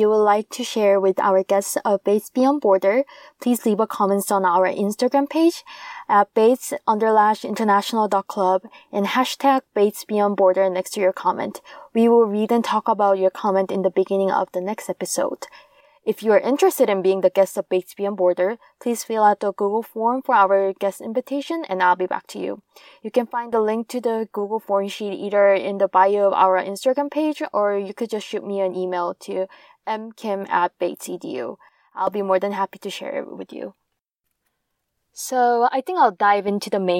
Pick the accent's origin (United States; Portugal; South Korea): South Korea; Seoul; moved away; I was born and raised in Seoul, South Korea